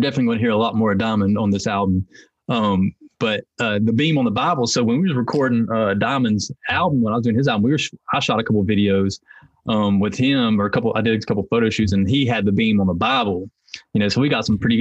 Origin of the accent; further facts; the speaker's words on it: Hickory, North Carolina, United States; I'm from Hickory, North Carolina, which is it's kind of sectioned off, and one of the sections is called Longview. So I'm from Longview, and so growing up, it's a pretty rough